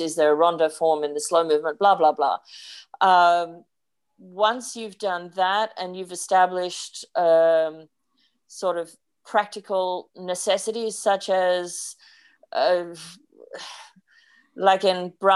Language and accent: English; Sydney, New South Wales, Australia; born or raised there; moved away as an adult